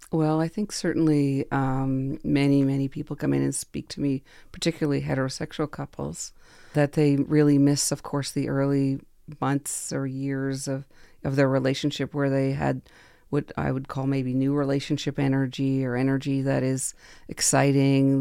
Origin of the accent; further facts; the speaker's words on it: Quebec, Canada; I grew up in Quebec